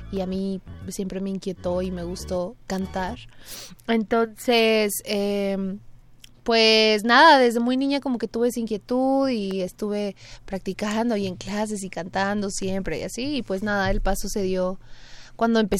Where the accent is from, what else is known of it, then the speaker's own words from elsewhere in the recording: Saltillo, Coahuila, Mexico; moved away as an adult; now in Mexico City, Mexico; Soy de Saltillo, Coahuila.